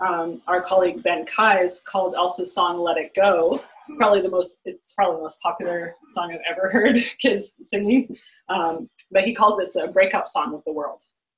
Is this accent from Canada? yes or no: yes; Canada; I'm Canadian